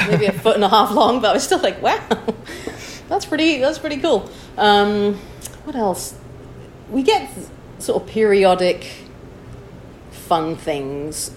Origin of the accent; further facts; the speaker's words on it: Chester, North West England, United Kingdom; moved away as an adult; also born or lived in Wichita, Kansas; now in San Francisco, United States; I'm originally from Chester, England